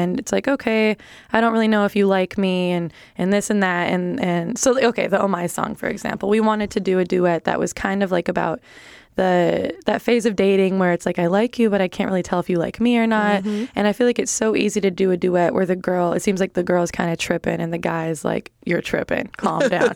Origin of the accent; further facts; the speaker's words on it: Milwaukee, Wisconsin, United States; moved away; also born or lived in Chicago, Illinois; Milwaukee artists, which is like my hometown